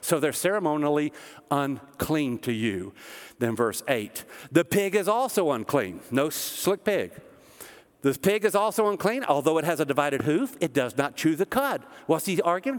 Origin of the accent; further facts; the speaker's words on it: the South, Tennessee, United States; also born or lived in Kansas City, Missouri; we're from the South